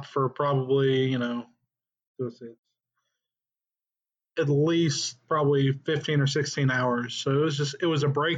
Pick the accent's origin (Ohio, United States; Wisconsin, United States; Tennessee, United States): Tennessee, United States; moved away as an adult; both of us were born and raised in Tennessee. We've lived there our entire lives